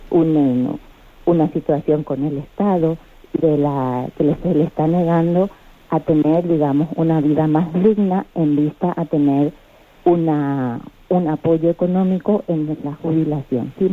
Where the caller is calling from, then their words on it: Madrid, Community of Madrid, Spain; Soy Margarita, aquí de Madrid